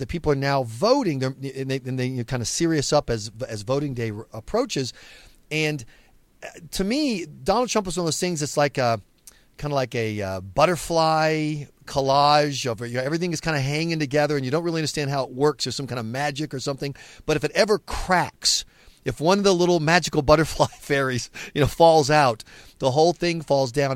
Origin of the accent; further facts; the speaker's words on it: South Carolina, United States; I'm from South Carolina and ran campaigns there